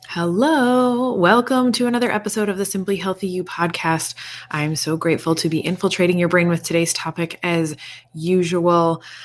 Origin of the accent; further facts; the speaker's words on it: East Coast, United States; now in Indiana, United States; I'm from the East Coast